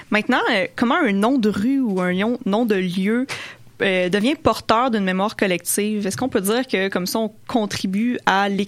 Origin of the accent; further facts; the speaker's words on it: Lévis, Quebec, Canada; Moi, je viens de Lauson